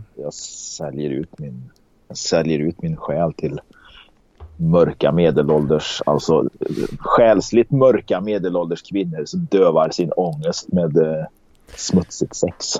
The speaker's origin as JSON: {"language": "Swedish", "town": "Karlstad", "region": "Värmland", "country": "Sweden", "also_born_or_lived": "Gothenburg", "accent": "Värmland dialect", "moved": "yes", "said": "jag är ju från Karlstad"}